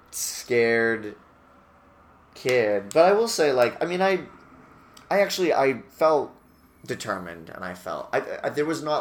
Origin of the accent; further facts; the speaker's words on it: Massachusetts, United States; Massachusetts and I went to University of Massachusetts at Amherst uh, as a theater major for a year